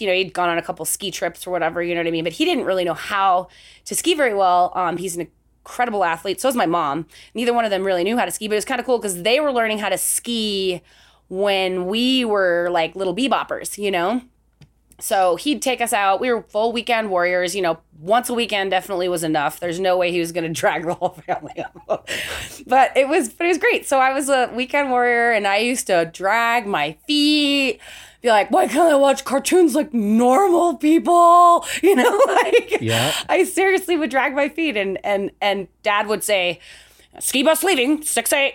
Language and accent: English; Salt Lake City, Utah, United States; I grew up in Salt Lake City, Utah